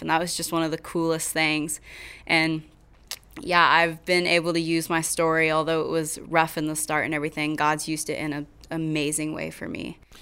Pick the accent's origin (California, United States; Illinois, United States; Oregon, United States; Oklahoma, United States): Oklahoma, United States; Kingfisher; moved away as an adult; now in Weatherford, United States; I am from Kingfisher, Oklahoma, but I live in Weatherford